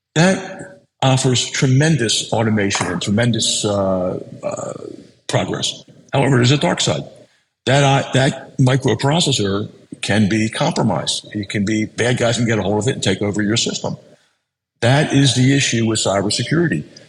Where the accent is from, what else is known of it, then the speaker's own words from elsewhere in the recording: Baltimore, Maryland, United States; I was born in Baltimore. I went to grade school in Baltimore, high school in Baltimore, college in Baltimore, raised my kids in Baltimore